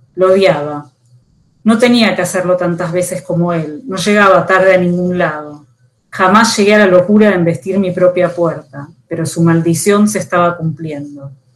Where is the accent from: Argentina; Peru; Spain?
Argentina; Buenos Aires; Nací en Buenos Aires, vivo en esta ciudad